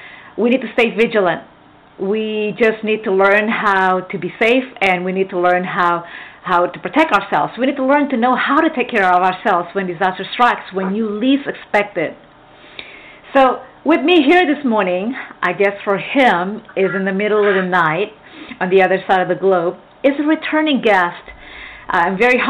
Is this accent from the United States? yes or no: yes; Texas, United States; in a very high crime area in Texas. Yay, my hometown.